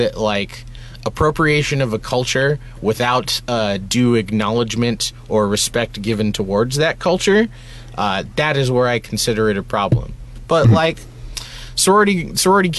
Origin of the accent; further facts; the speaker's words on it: United States; I grew up in America in a very hard time to be like a brown person